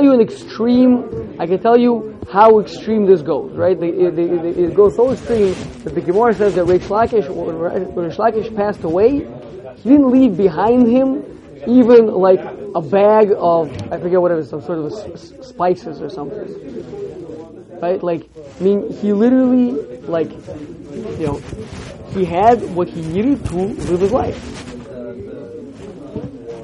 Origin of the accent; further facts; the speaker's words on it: United States; growing up in America with the ideals that I was put into my mind